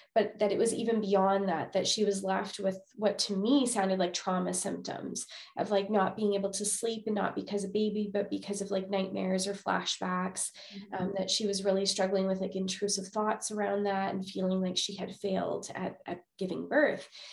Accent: Winnipeg, Manitoba, Canada; moved away as an adult; now in Alberta, Canada; I'm originally from Winnipeg, Manitoba, Canada, and moved to Alberta just a few years ago, right before COVID

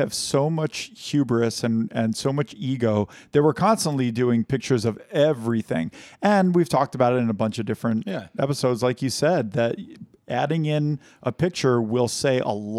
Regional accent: New Paltz, New York, United States; moved away; So every time we go to my hometown, they make a Concord grape-infused gin.

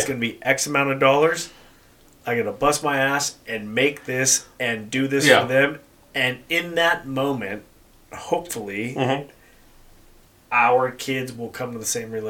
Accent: Denver, Colorado, United States; I was born and raised in Colorado.

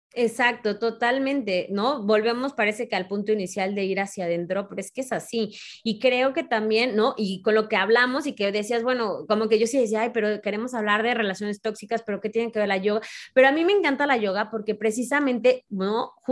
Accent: Mexico; como mexicanos

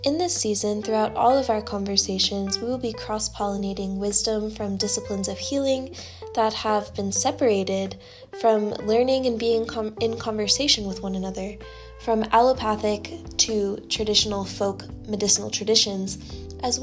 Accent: Norfolk, Virginia, United States; Norfolk, Virginia, my hometown

